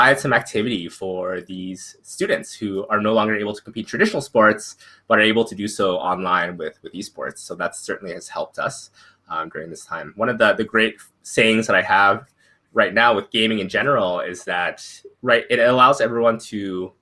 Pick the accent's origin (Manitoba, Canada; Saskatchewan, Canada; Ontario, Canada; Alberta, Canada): Alberta, Canada; Edmonton; my hometown in Edmonton here